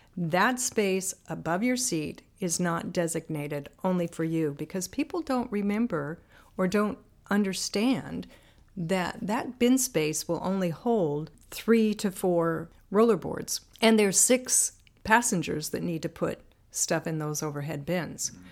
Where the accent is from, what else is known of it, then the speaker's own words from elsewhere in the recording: Banks, Oregon, United States; I am originally from Oregon. Grew up in a little farmland community called Banks